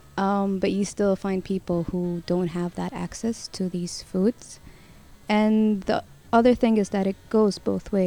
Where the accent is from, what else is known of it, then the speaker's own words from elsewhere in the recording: Sudan; moved away as an adult; now in Malaysia; from Sudan, and been here in Malaysia for 10 years now